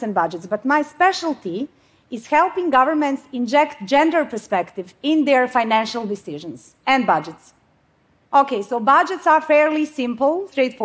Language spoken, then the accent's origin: English; Bosnia & Herzegovina; now in Sweden; I come from Bosnia. I mean, I live in Sweden now